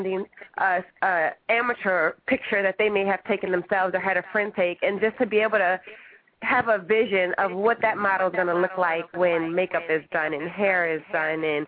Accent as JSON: {"language": "English", "town": "New Orleans", "region": "Louisiana", "country": "United States", "tie": "born or raised there", "moved": "as an adult", "said": "I'm from New Orleans, Louisiana"}